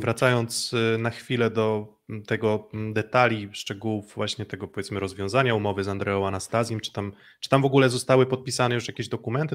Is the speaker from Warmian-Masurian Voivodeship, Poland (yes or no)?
yes; Olsztyn, Warmian-Masurian Voivodeship, Poland; jestem z Olsztyna